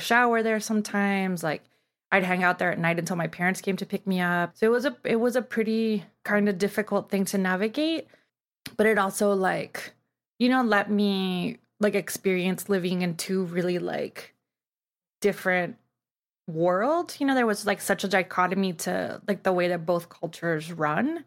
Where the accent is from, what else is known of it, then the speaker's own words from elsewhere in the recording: Tijuana, Baja California, Mexico; now in Los Angeles, United States; I grew up in Tijuana, and I guess now I would be, like, third generation from Tijuana, and I grew up living in Mexico but going to school in the U S